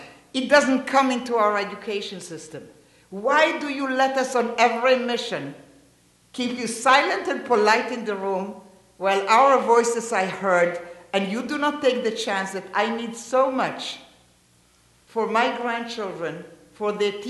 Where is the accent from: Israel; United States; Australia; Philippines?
Israel; Geva, Northern District; also born or lived in near Haifa; I was born in Kvutzat Geva. In October